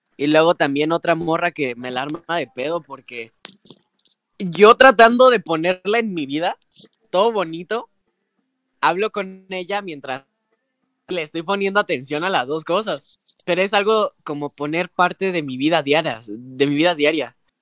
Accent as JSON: {"language": "Spanish", "country": "Mexico", "said": "nosotros, que somos mexicanos"}